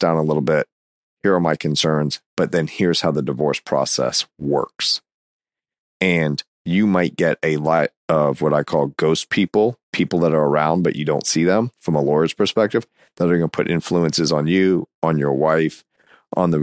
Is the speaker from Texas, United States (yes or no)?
no; Florida, United States; my home state here